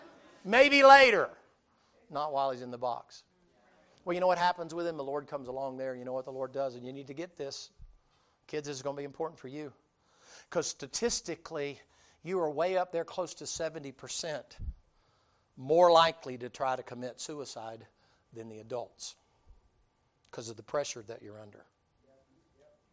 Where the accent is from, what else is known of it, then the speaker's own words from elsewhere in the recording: the South, United States; I'm from the South, so it's always Bubba